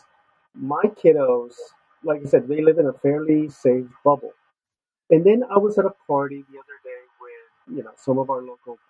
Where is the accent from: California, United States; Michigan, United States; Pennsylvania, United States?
California, United States; Los Angeles; moved away; I grew up in East LA, and so it was a rough part of town in the 80s in Los Angeles